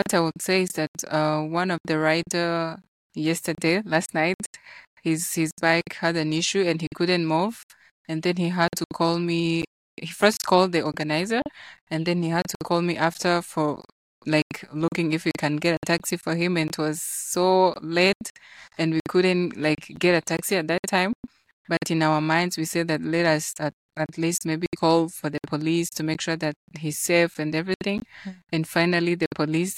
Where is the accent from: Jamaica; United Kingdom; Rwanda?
Rwanda; Kigali; I'm from Kigali, Rwanda.